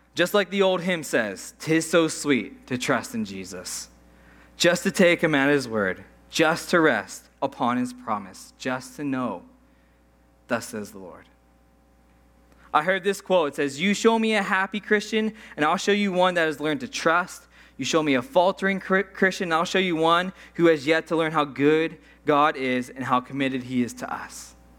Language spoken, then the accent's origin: English; Saskatchewan, Canada; moved away; I'm from Saskatchewan